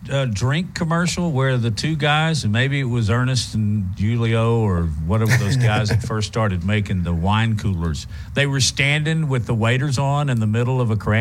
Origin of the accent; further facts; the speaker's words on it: the South, United States; I've been in the South all my life.